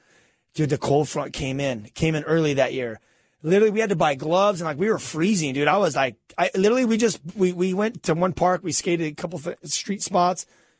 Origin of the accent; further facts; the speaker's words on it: California, United States; I'm from Cali. You know what I'm saying? We're not doing that whole, freezing.